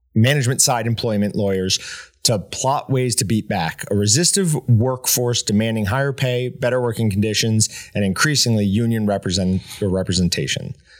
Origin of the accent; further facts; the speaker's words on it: New York, United States; moved away; growing up in New York